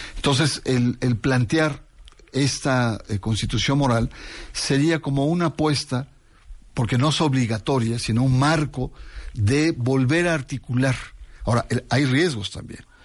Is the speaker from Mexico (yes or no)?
yes; Mexico; Yo como mexicano